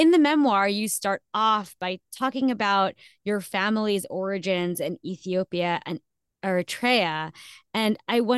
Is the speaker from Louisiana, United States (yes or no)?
no; New Jersey, United States; also born or lived in India; I am Indian, but I'm Muslim, and half of my family migrated to Pakistan during independence and partition on the South Asian subcontinent. So that question, where you're from, is complicated, but the simple answer is always New Jersey.